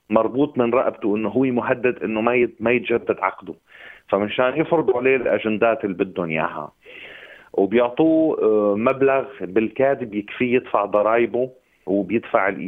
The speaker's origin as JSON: {"language": "Arabic", "country": "Syria", "moved": "yes", "lives_now": "Germany", "said": "انا كسوري"}